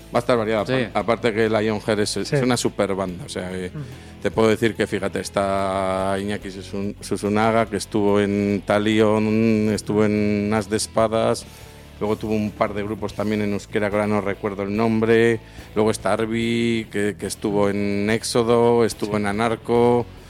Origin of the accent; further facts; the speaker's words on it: Palencia, Castile and León, Spain; soy de Palencia, de un pueblito de Palencia